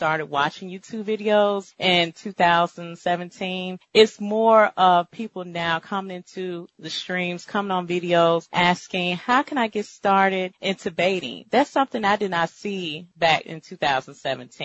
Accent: Deep South, United States; I am from the Deep South.

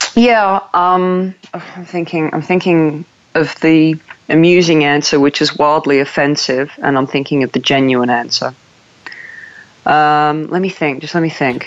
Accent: Newcastle, New South Wales, Australia; moved away as an adult; now in United Kingdom; I was born in Newcastle, Australia

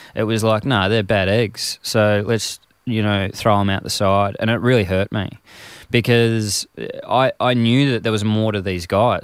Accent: Frankston, Victoria, Australia; growing up in Frankston in this male kind of macho society

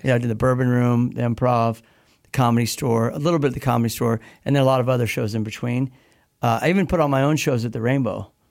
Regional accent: Midwest, United States; I grew up in the Midwest

